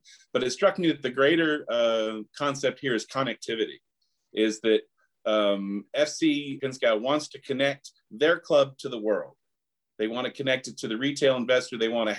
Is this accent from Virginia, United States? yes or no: yes; Northern Virginia, United States; moved away as an adult; also born or lived in Williamsburg, Virginia / Richmond, Virginia; now in Portland, United States; I'm 53 years old. I was born in Portland, Oregon, Soccer City, USA, for those of you that aren't acquainted. I lived in Virginia, though, for 27 years. I grew up in the D.C. area, Northern Virginia.